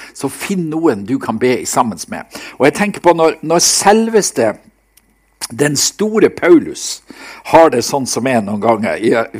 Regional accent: Seløya, Nordland, Norway; på Seløya, der jeg, der jeg vokste opp

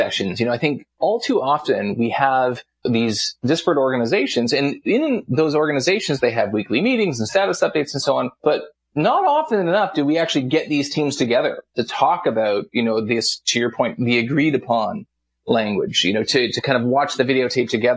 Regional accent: Canada; I'm Canadian

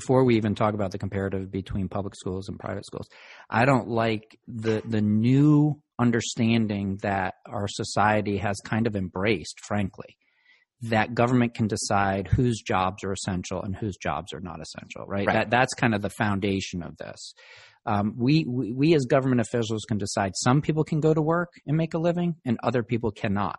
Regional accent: Virginia, United States; Virginia, which is my home state

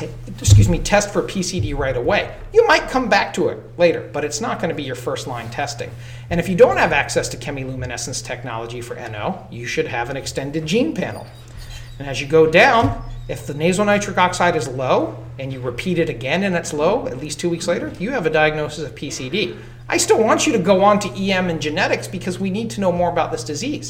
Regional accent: the South, United States; As a Southerner

